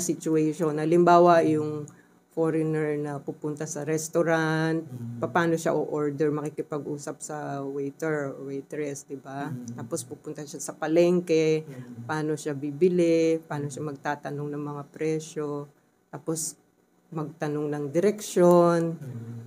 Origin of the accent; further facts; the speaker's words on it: Philippines; first language Tagalog; kasi Tagalog speaker ako, by, mm-hmm. di ba? Uh, yun yung first language ko.